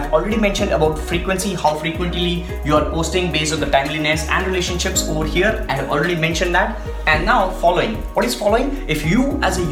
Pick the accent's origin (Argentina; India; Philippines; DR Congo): India; I'm from India